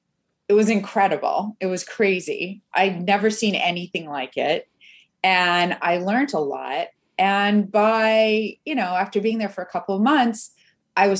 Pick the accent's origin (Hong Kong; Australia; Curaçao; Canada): Canada; moved away; also born or lived in Mexico City, Mexico; I'm Canadian